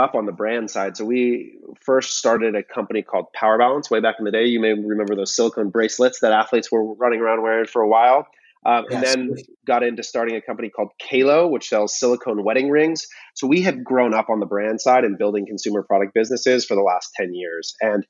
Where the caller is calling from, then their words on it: California, United States; I'm in from Southern California